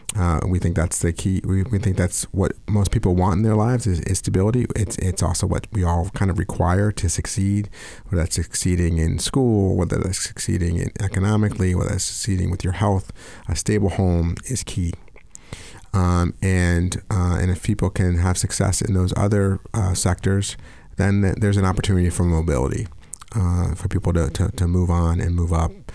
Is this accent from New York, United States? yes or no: yes; New York, United States; moved away as an adult; New York guy, um, born and raised